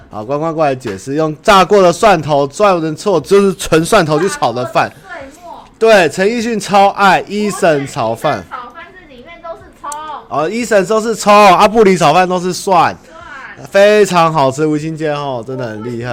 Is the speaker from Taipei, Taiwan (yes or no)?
no; Xinying, Tainan, Taiwan; also born or lived in Chiayi; 我台南其实我老家在新营